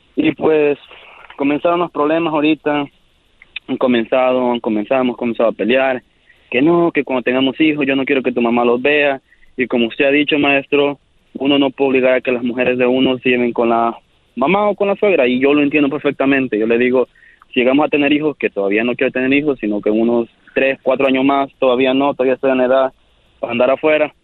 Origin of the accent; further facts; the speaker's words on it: El Salvador; yo soy del Salvador.